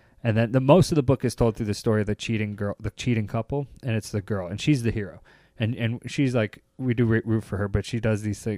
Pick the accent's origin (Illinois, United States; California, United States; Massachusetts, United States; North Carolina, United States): Illinois, United States; Chicago; When I go overseas, I say, I'm from Chicago.